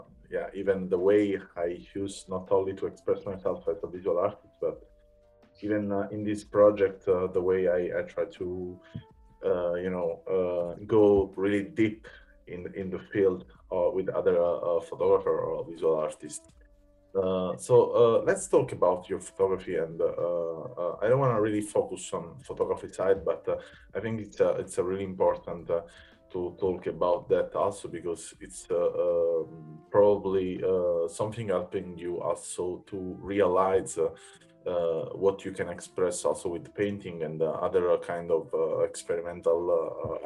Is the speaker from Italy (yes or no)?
yes; Sant'Anastasia, Campania, Italy; English is a second language; now in Berlin, Germany; I come from Santa Anastasia